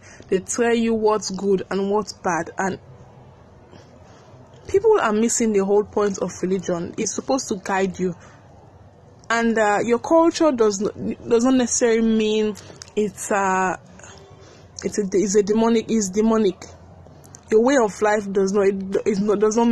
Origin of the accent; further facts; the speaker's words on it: Sierra Leone; growing up in Sierra Leone